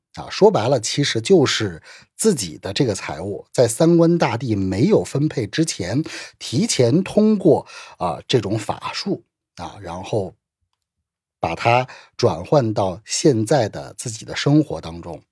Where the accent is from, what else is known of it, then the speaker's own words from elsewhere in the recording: China; 我们中国人的话就讲究祖德